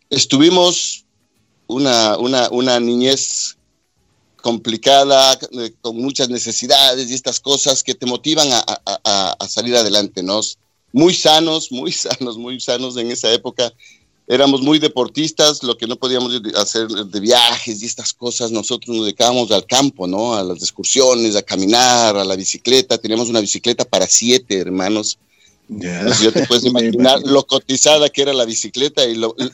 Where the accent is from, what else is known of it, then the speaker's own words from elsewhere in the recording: Quito, Pichincha, Ecuador; Bueno, Ricky, este, yo soy de Quito, eh, nací en 1962. Somos, somos, gracias a Dios, todavía somos siete hermanos